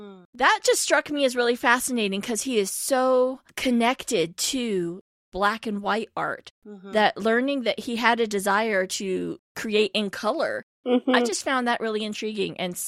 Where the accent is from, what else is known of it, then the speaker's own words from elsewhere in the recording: California, United States; I'm a … too.